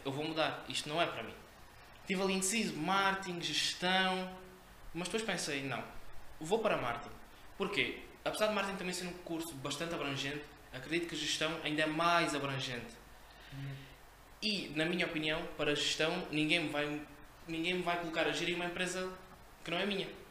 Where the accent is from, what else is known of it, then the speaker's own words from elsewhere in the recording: Campo Maior, Alentejo, Portugal; moved away as an adult; now in Leiria, Portugal; Eu não sou daqui, eu sou de Campo Maior